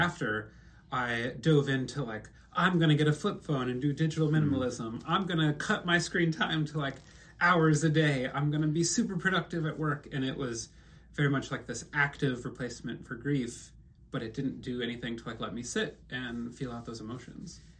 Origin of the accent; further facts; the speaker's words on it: Midwest, United States; moved away; also born or lived in Vietnam; I'm a Midwesterner